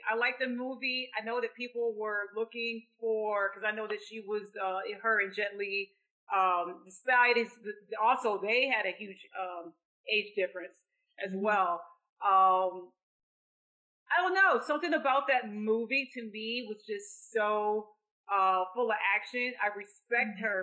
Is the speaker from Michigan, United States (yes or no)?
yes; Lansing, Michigan, United States; in my hometown of Lansing